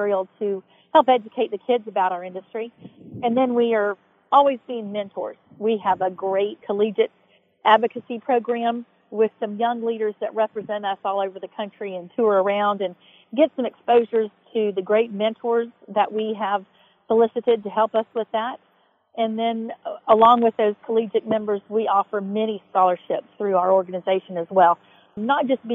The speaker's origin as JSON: {"language": "English", "region": "Florida", "country": "United States", "tie": "born or raised there", "said": "here in Florida, in my hometown"}